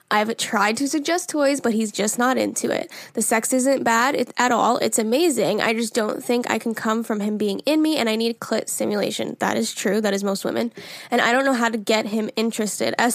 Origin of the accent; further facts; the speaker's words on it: North Carolina, United States; I'm from North Carolina.